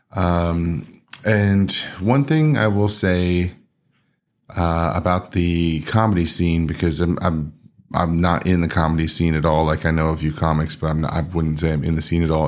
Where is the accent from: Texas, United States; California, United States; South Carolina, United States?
Texas, United States; we were, like, the only ones from Texas